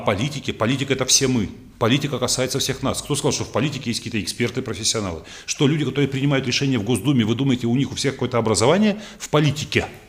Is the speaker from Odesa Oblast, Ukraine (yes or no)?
yes; Odesa, Odesa Oblast, Ukraine; moved away; в моем родном городе Одессе